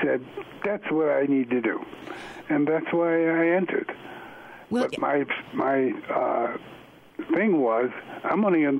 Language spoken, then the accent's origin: English; New York City, New York, United States; I grew up in Brooklyn, New York. Brooklyn, New York, Bedford-Stuyvesant.